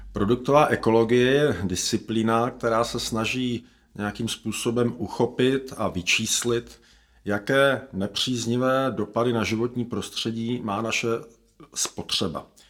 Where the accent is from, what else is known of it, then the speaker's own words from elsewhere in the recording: Czechia; my jako Češi